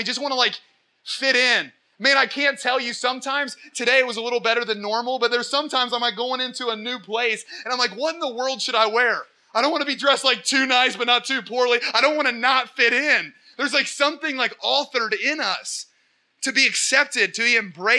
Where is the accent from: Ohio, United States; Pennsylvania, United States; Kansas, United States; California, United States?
Ohio, United States; Portsmouth; accent: hick; And I'm from Portsmouth